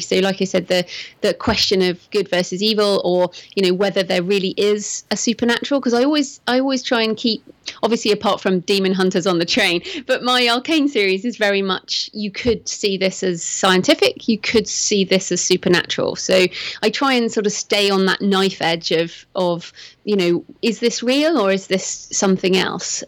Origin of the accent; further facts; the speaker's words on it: England, United Kingdom; also born or lived in Bath, England; I'm English, as you can probably tell from my accent, and I live in Bath, which is in the southwest of England